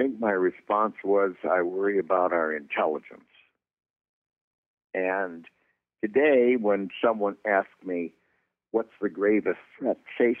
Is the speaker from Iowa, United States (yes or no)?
no; Chicago, Illinois, United States; And I'm from Chicago.